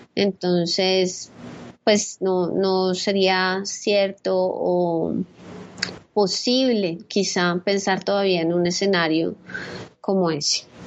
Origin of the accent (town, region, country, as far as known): Colombia